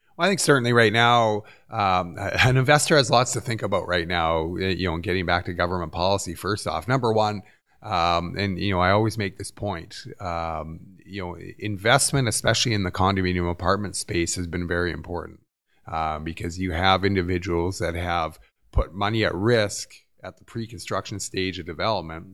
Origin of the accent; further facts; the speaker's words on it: Vancouver, British Columbia, Canada; moved away as an adult; I grew up in Vancouver.